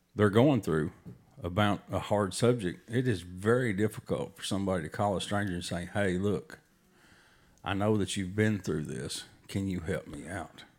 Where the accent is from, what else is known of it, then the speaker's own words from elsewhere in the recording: Tennessee, United States; we're from Tennessee